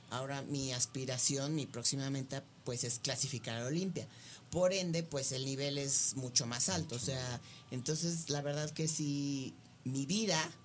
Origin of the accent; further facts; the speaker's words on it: Mexico City, Mexico; born there; nací en la Ciudad de México, tengo 38 años.